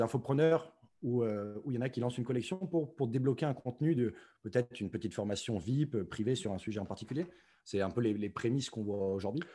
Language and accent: French; Provence-Alpes-Côte d'Azur, France; je suis français originaire du sud-est de la France, euh, euh, dans les Alpes-Maritimes